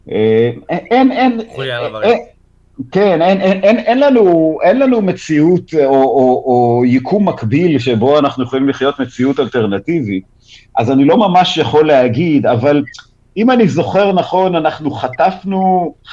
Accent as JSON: {"language": "Hebrew", "town": "Haifa", "region": "Haifa District", "country": "Israel", "said": "אז זהו, בתור חיפאי אני זוכר גם את זה."}